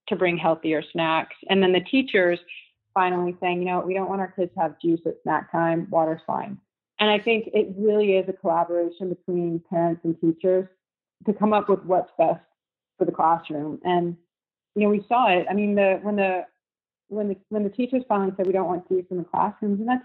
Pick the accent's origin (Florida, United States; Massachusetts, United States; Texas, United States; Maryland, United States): Texas, United States; Houston; a friend that I grew up with in Houston, a high school friend